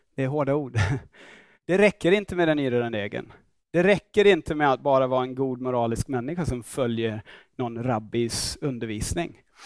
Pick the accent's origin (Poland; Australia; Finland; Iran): Australia; Swedish is a second language; now in Stockholm, Sweden; jag kommer från Australien